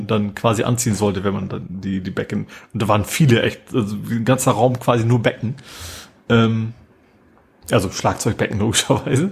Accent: Hamburg, Germany; als Hamburger

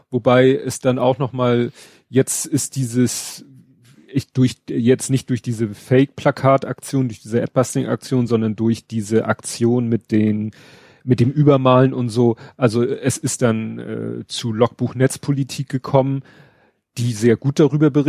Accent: Hamburg, Germany; Genau, und das wusste ich nicht, muss ich zugeben, als Hamburger.

